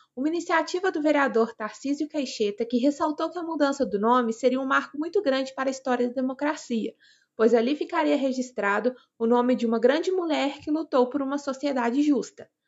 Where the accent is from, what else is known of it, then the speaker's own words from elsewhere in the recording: interior of Minas Gerais, Brazil; sou do interior de Minas Gerais